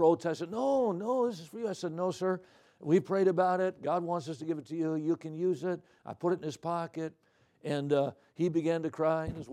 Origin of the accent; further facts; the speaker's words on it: Midwest, United States; I'm from the Midwest.